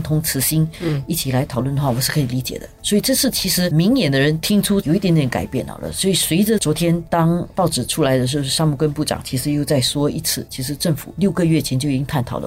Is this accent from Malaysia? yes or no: no; Singapore; 因为我们已经长时间在新加坡这个地方长大